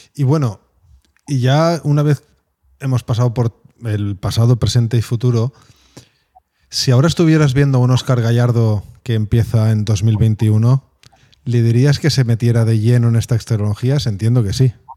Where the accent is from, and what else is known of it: Spain